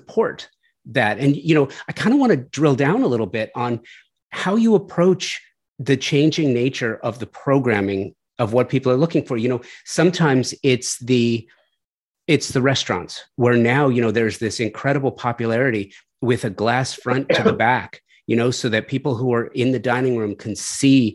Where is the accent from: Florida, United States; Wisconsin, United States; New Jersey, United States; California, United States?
California, United States; Los Angeles; I grew up, I'm a native Angeleno. I grew up in Southern California